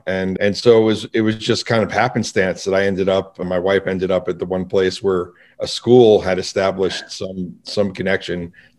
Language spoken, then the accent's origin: English; New York, United States; moved away as an adult; also born or lived in Manhattan; now in Utah, United States; I moved out here from Manhattan, grew up in New York